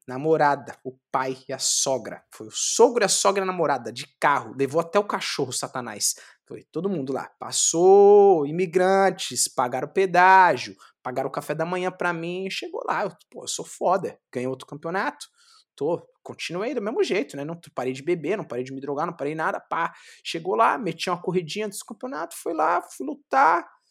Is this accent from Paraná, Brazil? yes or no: no; São Paulo, Brazil; sou do Capão Redondo, do Guetão, pá, manjo, conheço todo mundo